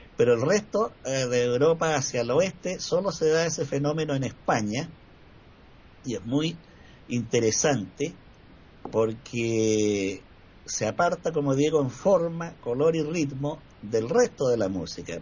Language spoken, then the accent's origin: Spanish; Chile; acá en Chile